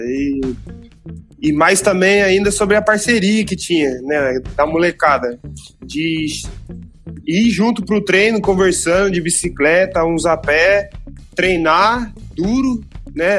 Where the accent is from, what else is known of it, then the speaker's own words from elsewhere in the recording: Jacareí, São Paulo, Brazil; moved away as an adult; also born or lived in Curitiba / São José; now in Santarém, Portugal; o bairro onde eu cresci, e até hoje meus pais moram lá